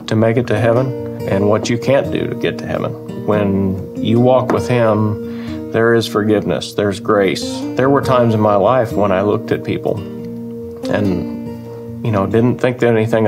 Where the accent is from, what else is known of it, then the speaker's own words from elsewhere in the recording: Oakwood, Illinois, United States; I'm from Oakwood, Illinois